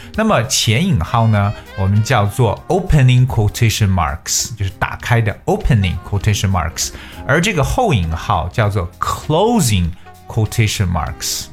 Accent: China; 我们中国人

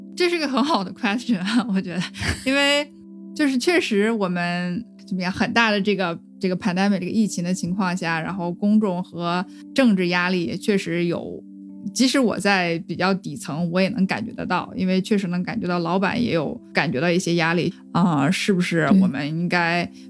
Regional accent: China; moved away as an adult; now in United States; 当时因为我们都是中国人，在美国有身份问题

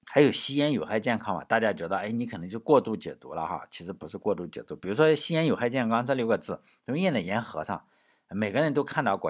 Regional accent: China; 我们中国人

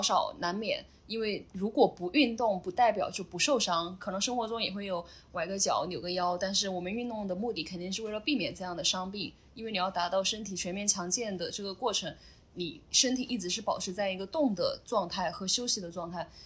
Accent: Chongqing, China; moved away as an adult; also born or lived in Sichuan / Xiamen / Shanghai; now in Zhuhai, China; 我老家是四川嗯。所以基本上以前是在出来工作之前，可能更多时间生活在重庆

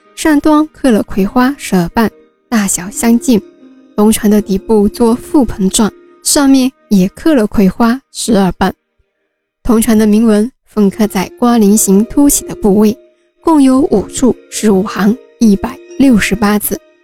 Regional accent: Wenzhou, Zhejiang, China; 我们温州的永嘉学派

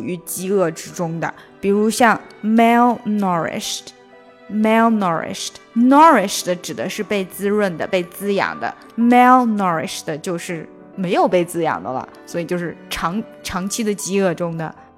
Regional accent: China; 我们中国人

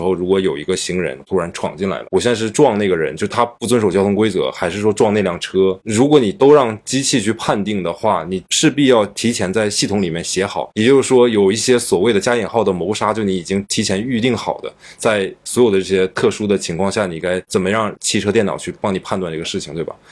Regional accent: Northeast China, China; moved away; 我是东北人

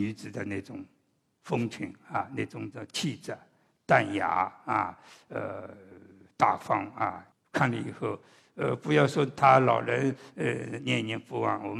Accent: Shanghai, China; also born or lived in Suzhou; 我是半个上海人，半个苏州话。我在上海，别人知道我是苏州人；我在苏州，别人就叫我是上海人。

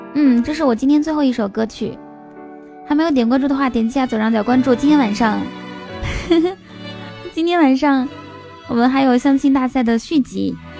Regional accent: Inner Mongolia, China; moved away; 我在内蒙古长大的

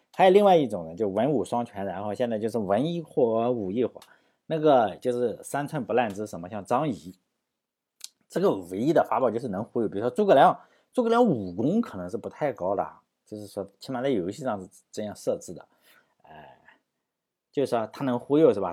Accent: Shandong, China; 他也是我们山东人

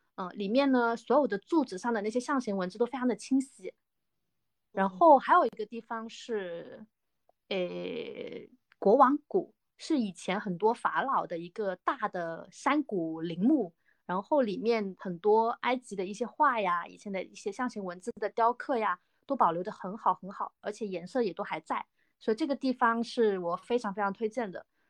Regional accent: Guangdong, China; now in Zhejiang, China; 我是一个土生土长的广东人，但是现在在，呃，浙江省，呃，打工中

